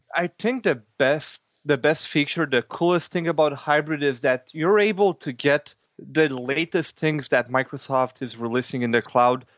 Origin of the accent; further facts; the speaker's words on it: Canada; I'm from Canada as well.